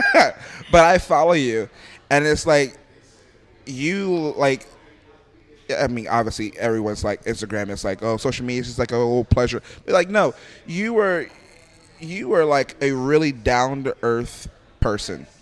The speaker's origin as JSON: {"language": "English", "town": "Philadelphia", "region": "Pennsylvania", "country": "United States", "moved": "as an adult", "said": "I'm from Philadelphia"}